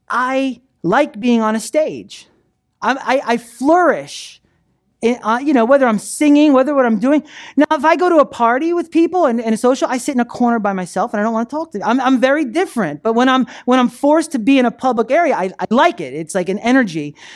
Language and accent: English; New Jersey, United States; moved away as an adult; I was 18 years old. I came down to Florida from New Jersey